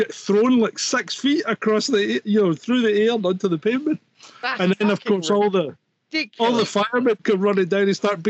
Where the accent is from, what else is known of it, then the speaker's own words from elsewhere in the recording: Scotland, United Kingdom; now in France; I am a Scottish man in a van in the depths of rural France.